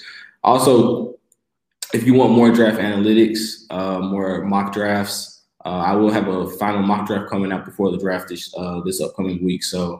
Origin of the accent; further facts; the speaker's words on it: Nashville, Tennessee, United States; I'm a Nashville-born, Nashville-raised kid.